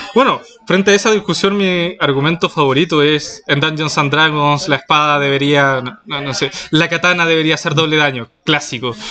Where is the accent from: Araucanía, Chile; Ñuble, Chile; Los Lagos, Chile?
Los Lagos, Chile; Chiloé; first language Spanish; now in Santiago, Chile; yo soy de Chiloé, la, isla grande del archipiélago, entonces sí, de, ahí provengo